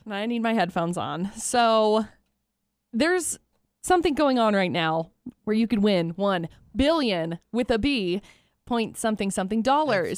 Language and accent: English; Utah, United States; moved away as an adult; growing up in Utah, we don't have a lottery and I didn't grow up playing it